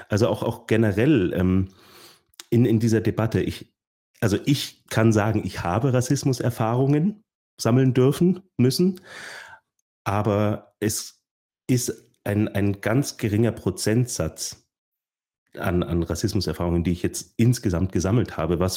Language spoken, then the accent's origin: German; Bavaria, Germany; Natürlich, und dann sage ich, ich komme aus, äh, aus der Nähe von München.